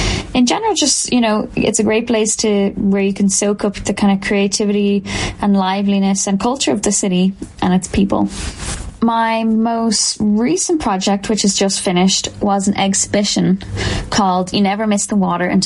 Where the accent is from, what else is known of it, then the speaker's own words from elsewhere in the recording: Dublin mountains, Dublin, Leinster, Ireland; I'm originally from Dublin, but that being said, I grew up in the Dublin mountains, so it didn't feel very urban.